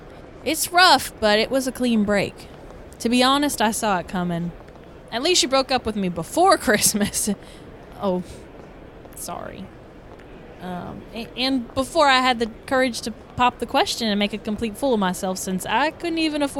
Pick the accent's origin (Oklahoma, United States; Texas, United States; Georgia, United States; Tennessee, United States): Georgia, United States; Atlanta; now in New York, United States; I don't know anyone there since I grew up in Atlanta